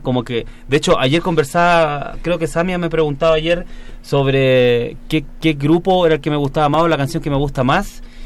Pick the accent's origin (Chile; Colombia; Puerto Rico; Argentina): Chile; en mi país.